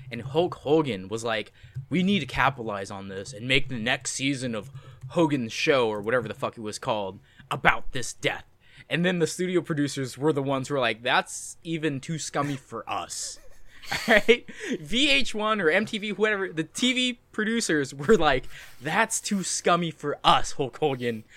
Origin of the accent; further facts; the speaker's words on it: United States; I am also American